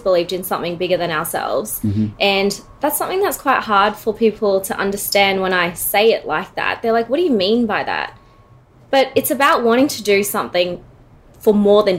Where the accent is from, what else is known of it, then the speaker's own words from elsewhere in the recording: Sydney, New South Wales, Australia; moved away as an adult; now in Melbourne, Australia; Born and raised in Sydney, moved down to Melbourne, beautiful city, 4 years ago.